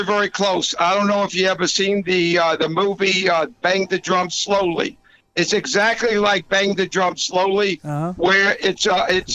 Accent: Atlanta, Georgia, United States; accent: southern; I'm a hillbilly from Atlanta

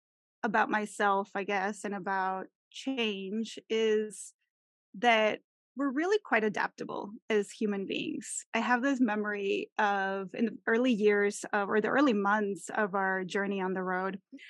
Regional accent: Mexico; English is a second language; I am originally from Mexico, from where you are, Marisol. I was born in Mexico City and then raised throughout all different parts of Mexico. I lived in, I think it's seven different cities throughout my upbringing

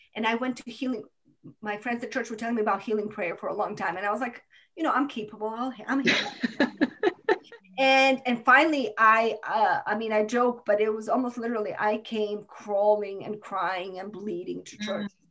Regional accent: Croatia; moved away as an adult; now in United States; My hmm. parents, uh, God saved their lives, God protected their house, but my hometown is destroyed

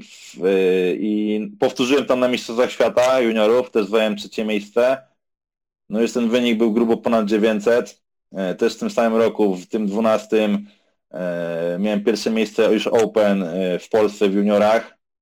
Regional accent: Warsaw, Masovian Voivodeship, Poland; jestem z Warszawy ogólnie

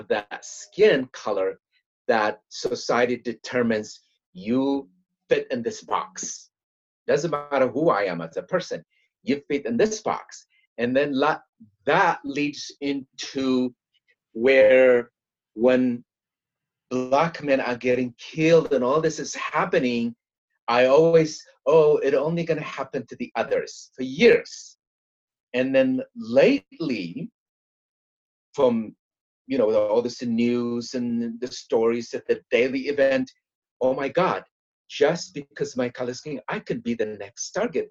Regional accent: Eritrea; English is a second language; moved away as an adult; also born or lived in Germany; now in United States; I'm from Eritrea.

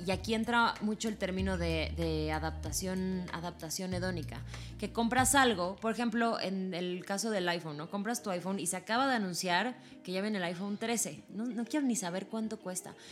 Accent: Mexico; como mexicanos

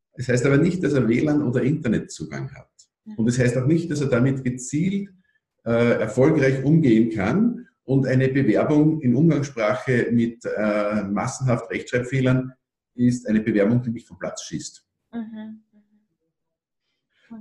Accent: Austria; bei uns in Österreich

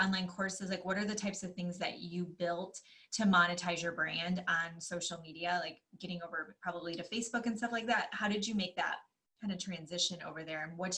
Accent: Michigan, United States; I grew up in Michigan. You're on time.

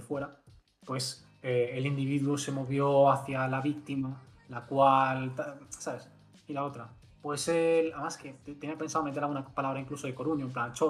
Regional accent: Galicia, Spain; accent: Galician; porque a mí la gente me dice que no tengo mucho acento gallego.

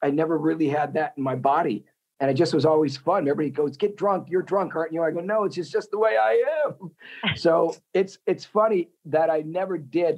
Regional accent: Wisconsin, United States; now in Los Angeles, United States; growing up in Wisconsin

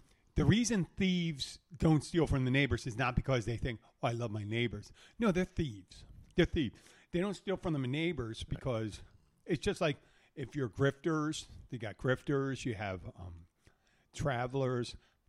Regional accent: Philadelphia, Pennsylvania, United States; When I was growing up in Philadelphia, there was a family, guys, and they are Irish Catholic. I'm Irish Catholic

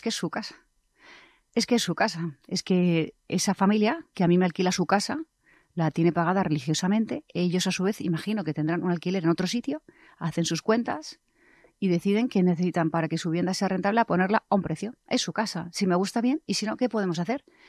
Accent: Madrid, Community of Madrid, Spain; como madrileña, persona que vive en el centro de Madrid

